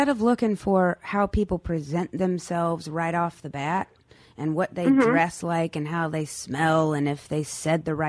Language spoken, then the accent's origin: English; North Carolina, United States; I'm come from North Carolina where basketball is a religion.